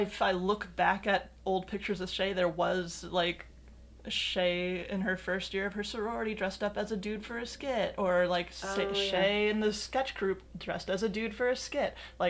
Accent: South Dakota, United States; now in Chicago, United States; I'm originally from South Dakota, and not a lot happens out there.

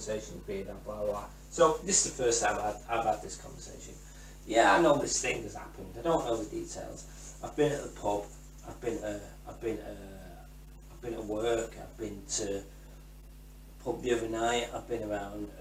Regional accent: England, United Kingdom; I'm English

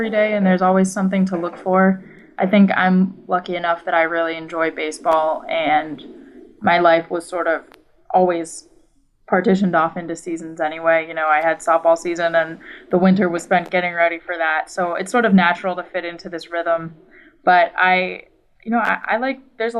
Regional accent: New England, United States; now in Washington, D.C., United States; I grew up in New England, huge Yankees fan, surrounded by Red Sox fans

